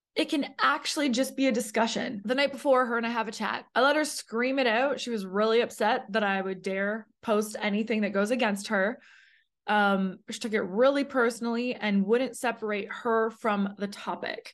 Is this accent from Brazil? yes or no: no; Canada; moved away as an adult; now in United States; I was a girl alone in a brand new city in America. I'm from Canada.